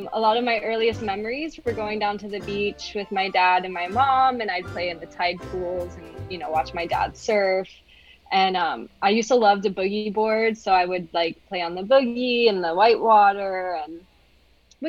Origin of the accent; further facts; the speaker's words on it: Hilton Head, South Carolina, United States; where I grew up in Hilton Head in South Carolina.